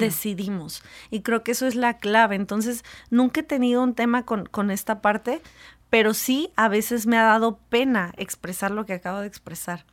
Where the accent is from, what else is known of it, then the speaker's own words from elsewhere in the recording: Mexico; como mexicanos